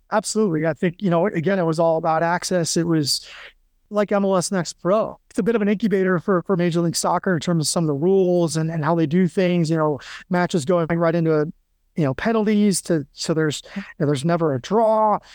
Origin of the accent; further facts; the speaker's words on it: Western New York, United States; moved away; also born or lived in Annapolis, Maryland; I grew up in Western New York